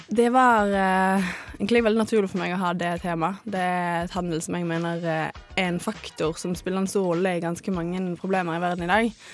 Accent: Bergen, Vestland, Norway; also born or lived in Salvador, Brazil; now in Trondheim, Norway; Jeg kommer fra Bergen, det hører dere sikkert.

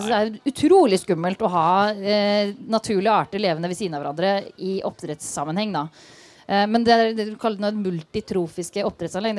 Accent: Østfold, Norway; Jeg er fra Østfold

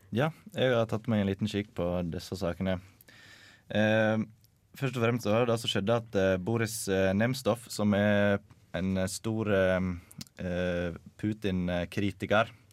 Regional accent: Sogndal, Vestland, Norway; now in Trondheim, Norway; Jeg kommer fra Sogndal, bor i Trondheim

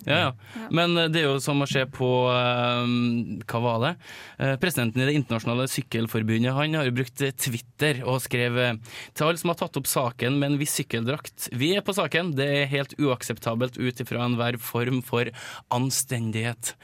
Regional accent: Malvik, Trøndelag, Norway; Jeg er fra Malvik

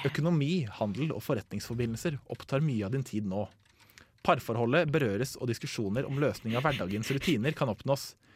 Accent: Asker, Akershus, Norway; Jeg jobber på en ganske stor menybutikk eh, hjemme i Asker

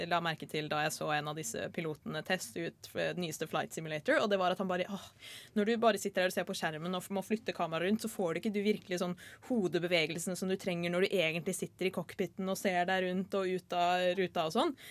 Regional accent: Bosnia & Herzegovina; Norwegian is a second language; now in Norway; Jeg er en flyktning fra Bosnia-Hercegovina. Jeg kom til Norge for lenge siden. Jeg snakket ikke norsk

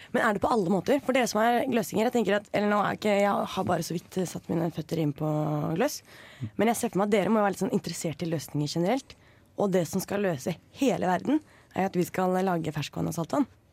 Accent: Norway; jeg er forresten, norsk

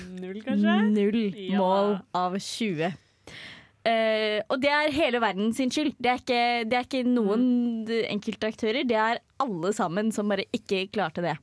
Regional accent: Hedmark, Innlandet, Norway; Jeg er fra Hedmark

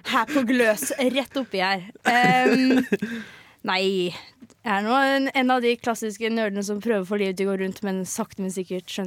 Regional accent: Agder, Norway; Ja, vi kan jo slå inn det at jeg er fra Sørlandet, men har ikke det eneste vokabulæret i meg som har med Sørlandet å gjøre.

